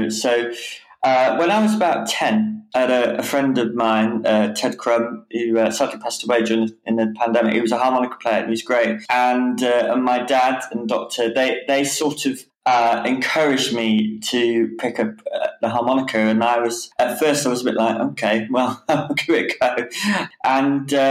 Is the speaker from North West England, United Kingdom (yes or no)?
no; Whitnash, West Midlands, United Kingdom; moved away as an adult; also born or lived in Rugby / Newcastle; now in Caernarfon, United Kingdom; And I was brought up near Warwick, yeah, in a little place called Whitnash. Yeah, that's where I was brought up and until I moved away to Newcastle when I was, 18